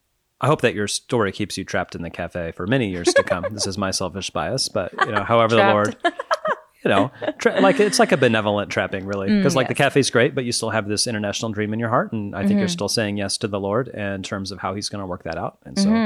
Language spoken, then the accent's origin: English; Kansas, United States; the plural you, the y'all, as we would say, in my home country of Kansas.